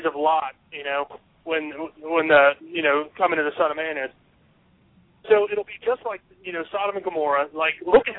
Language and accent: English; United States; I'm an American.